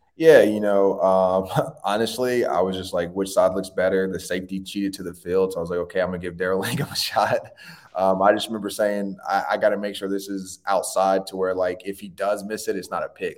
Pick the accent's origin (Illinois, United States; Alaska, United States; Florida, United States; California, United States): Florida, United States; Tallahassee; I was born in Tallahassee Memorial